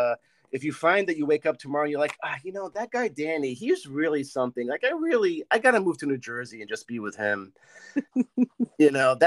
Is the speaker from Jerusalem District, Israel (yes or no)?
no; Haifa, Haifa District, Israel; moved away; I grew up in Haifa.